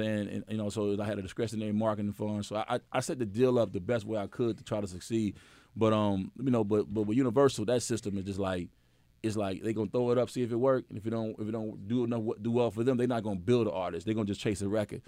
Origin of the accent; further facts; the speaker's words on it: Memphis, Tennessee, United States; I'm from Memphis